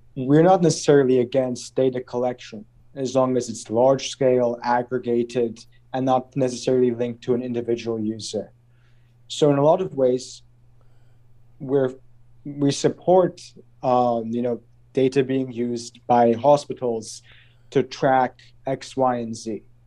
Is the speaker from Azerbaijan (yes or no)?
yes; Azerbaijan; growing up in Azerbaijan